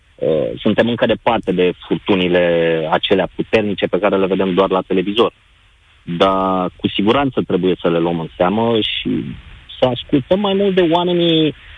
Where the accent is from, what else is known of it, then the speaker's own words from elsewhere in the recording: Constanța, Constanța County, Romania; Eu nu sunt din București, sunt din Constanța